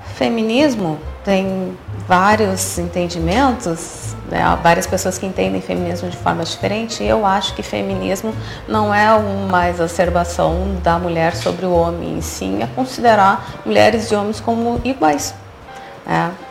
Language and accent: Portuguese; Porto Alegre, Rio Grande do Sul, Brazil; moved away as an adult; also born or lived in Curitiba; now in Dom Pedrito, Brazil; Eu sou de Porto Alegre